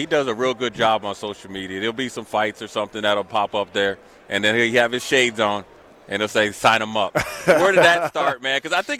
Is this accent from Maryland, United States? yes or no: yes; Frederick, Maryland, United States; I represent Maryland Turpin. Man, I'm from Frederick.